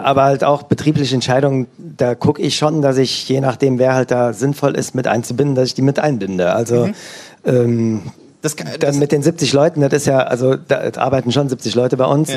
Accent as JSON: {"language": "German", "area": "Eifel", "region": "Rhineland-Palatinate", "country": "Germany", "tie": "born or raised there", "moved": "yes", "lives_now": "Oberissigheim, Germany", "said": "ich komme aus der Eifel"}